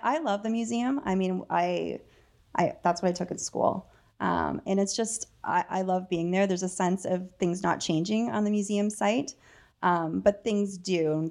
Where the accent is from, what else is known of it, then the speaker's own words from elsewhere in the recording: Dananagra, Ontario, Canada; moved away; I'm from Dananagra.